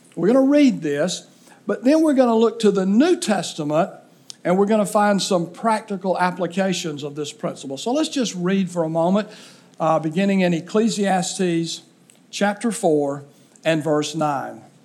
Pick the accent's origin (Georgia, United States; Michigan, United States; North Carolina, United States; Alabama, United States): Alabama, United States; southeast; growing up in southeast Alabama on a farm